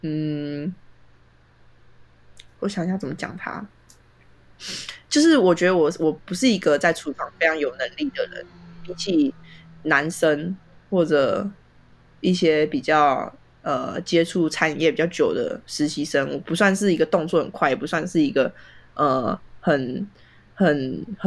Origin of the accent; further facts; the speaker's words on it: Taiwan; 我现在回台湾，我台湾人